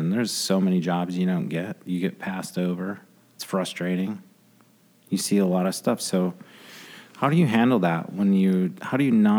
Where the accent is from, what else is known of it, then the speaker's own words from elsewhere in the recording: Grand Rapids, Michigan, United States; We're from Grand Rapids, Michigan